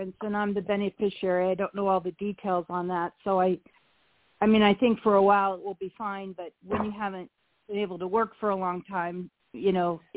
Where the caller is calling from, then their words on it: Nebraska, United States; I'm calling from Nebraska.